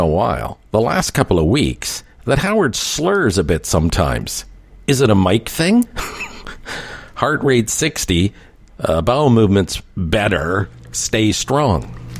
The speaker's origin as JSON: {"language": "English", "town": "Toronto", "region": "Ontario", "country": "Canada", "tie": "born or raised there", "said": "When I was a kid growing up in Scarborough"}